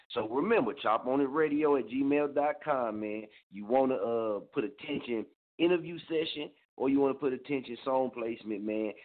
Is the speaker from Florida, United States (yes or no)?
no; Muskogee, Oklahoma, United States; born or raised there